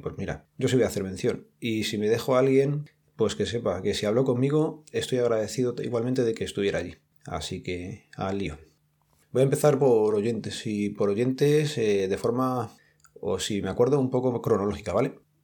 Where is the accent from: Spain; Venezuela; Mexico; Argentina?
Spain; Madrid, Community of Madrid; nosotros o los que somos de aquí de Madrid